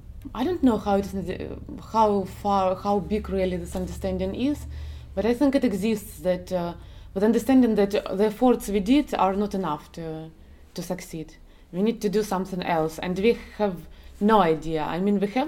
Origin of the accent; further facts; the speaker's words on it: Donetsk, Donetsk Oblast, Ukraine; I'm from Donetsk